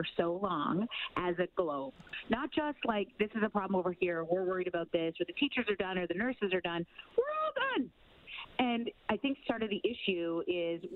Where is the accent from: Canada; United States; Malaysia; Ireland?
Canada; as a Canadian